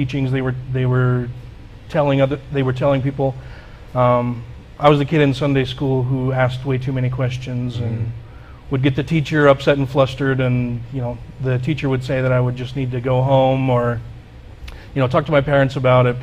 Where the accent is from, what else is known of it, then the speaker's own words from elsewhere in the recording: Utah, United States; also born or lived in Wyoming; I was born and raised here in Utah, lived here almost my entire life